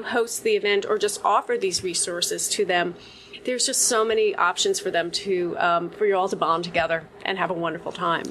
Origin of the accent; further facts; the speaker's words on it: Huntington, United States; moved away; your hometown, I grew up in Huntington